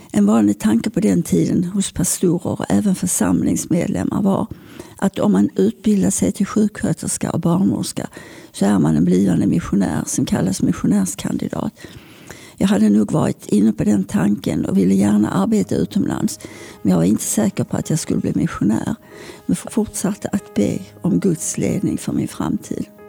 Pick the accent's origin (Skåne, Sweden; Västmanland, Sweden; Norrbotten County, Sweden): Skåne, Sweden; Malmö; När jag föddes bodde vi i Limhamn